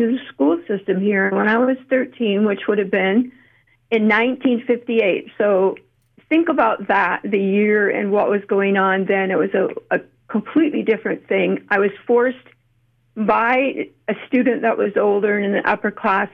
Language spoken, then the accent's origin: English; Canada; now in United States; I'm actually Canadian, but I have lived here about half of my life, and I keep coming back to the U.S.